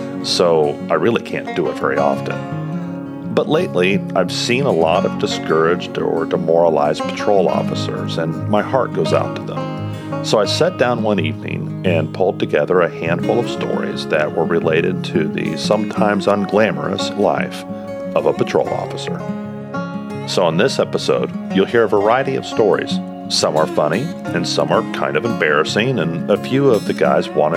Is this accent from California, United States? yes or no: no; Kansas City, Missouri, United States; my hometown of Kansas City